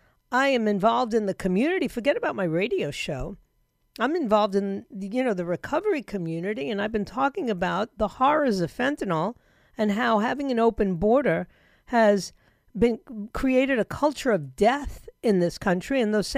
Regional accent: United States; But I'm an American.

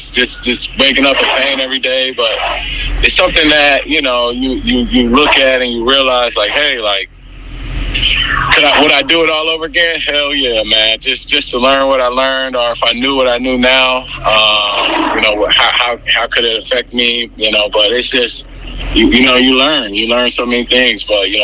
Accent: San Francisco, California, United States; born there; I was born in San Francisco, and I was born with, like, half my immune system.

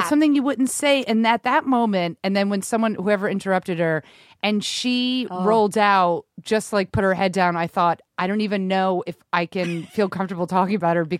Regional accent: Rhode Island, United States; We grew up in Rhode Island.

